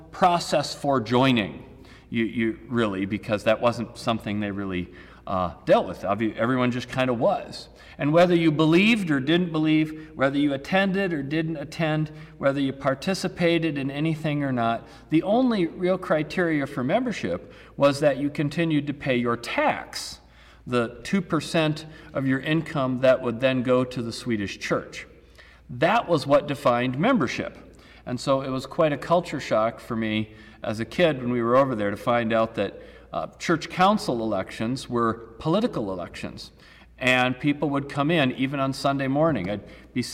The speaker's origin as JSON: {"language": "English", "country": "United States", "also_born_or_lived": "Sweden", "moved": "yes", "said": "as an American"}